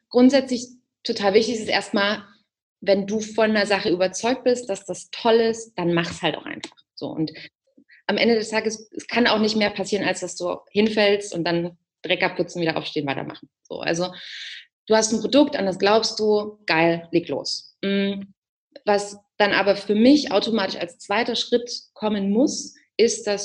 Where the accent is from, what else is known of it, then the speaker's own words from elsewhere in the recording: Saxony, Germany; Ich komme aus Sachsen, da trinkt man auch gerne Bier. Also ich bin damit auch groß geworden.